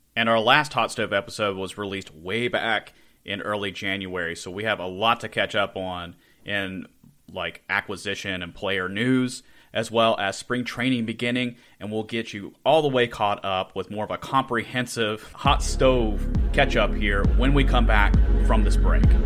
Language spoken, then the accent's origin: English; Charleston, West Virginia, United States; I am from the Charleston area, not Huntington